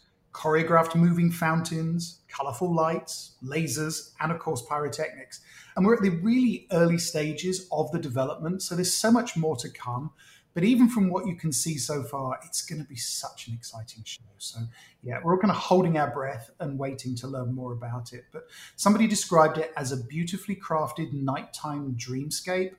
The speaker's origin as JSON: {"language": "English", "country": "United Kingdom", "moved": "yes", "lives_now": "United States", "said": "being British"}